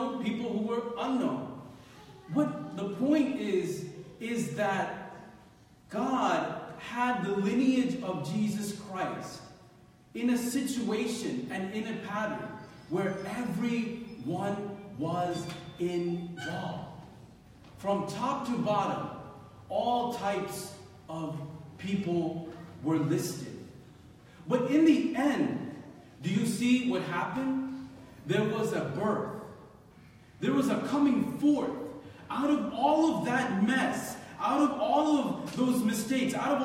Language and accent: English; Philadelphia, Pennsylvania, United States; I remember growing up in Philadelphia